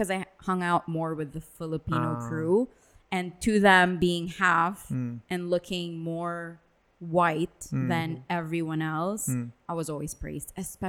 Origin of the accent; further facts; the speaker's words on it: Dubai, United Arab Emirates; also born or lived in Philippines; growing up in Dubai.